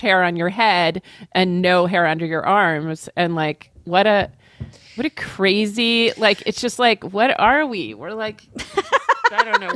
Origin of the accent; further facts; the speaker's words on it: New Hampshire, United States; where I was born in New Hampshire